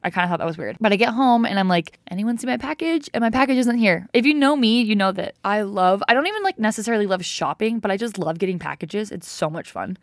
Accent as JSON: {"language": "English", "town": "Provo", "region": "Utah", "country": "United States", "tie": "born or raised there", "also_born_or_lived": "Jonesboro, Arkansas", "said": "I'm from Provo, Utah. I can at least say I wasn't born and raised in Provo. I was just raised, I was born"}